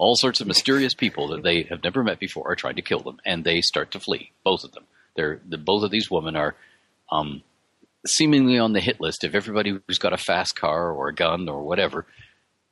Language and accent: English; Canada; I'm Canadian